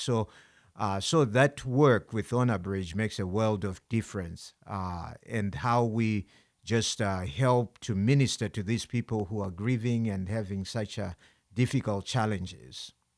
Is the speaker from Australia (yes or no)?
no; Zimbabwe; now in United States; I'm from Zimbabwe